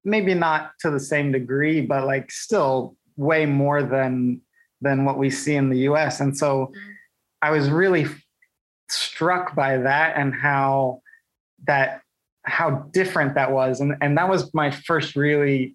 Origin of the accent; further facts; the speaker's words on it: Indiana, United States; I'm from Indiana